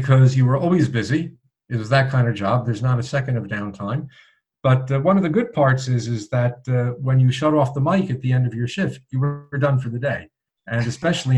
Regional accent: Passaic, New Jersey, United States; moved away; I grew up in Passaic

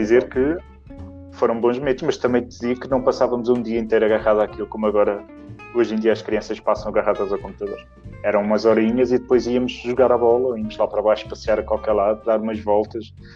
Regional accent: Sintra, Lisbon, Portugal; moved away as an adult; also born or lived in Queluz / Bicesse; now in Cascais, Portugal; sou da Serra das Minas, que foi onde, onde criei as minhas memórias, onde fui criado

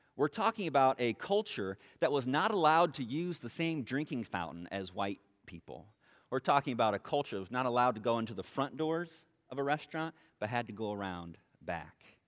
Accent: Dunlap, Illinois, United States; I'm from Dunlap originally

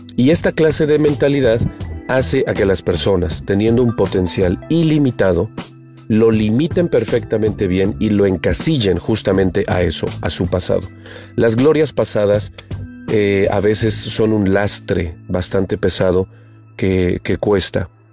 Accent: Puebla, Mexico; yo soy de Puebla

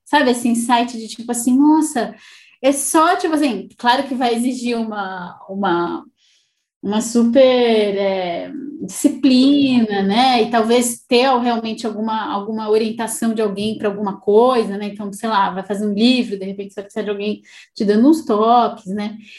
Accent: Brazil; moved away as an adult; quando eu saí do Brasil

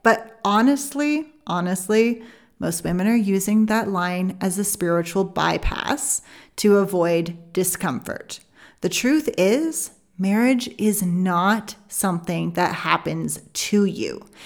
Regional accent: Canada; I'm Canadian

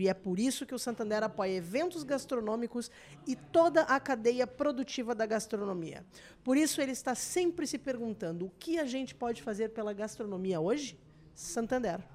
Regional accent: Serra Gaúcha, Rio Grande do Sul, Brazil; Na Serra, de onde eu sou

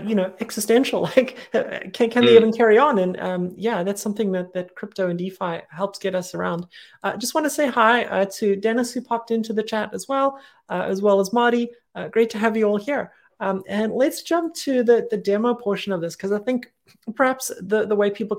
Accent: South Africa; I grew up in South Africa.

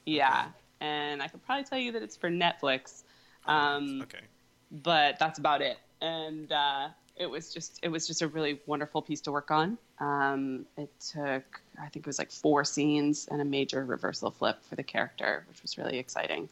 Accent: Virginia, United States; also born or lived in England; now in New York City, United States; I'm from Virginia

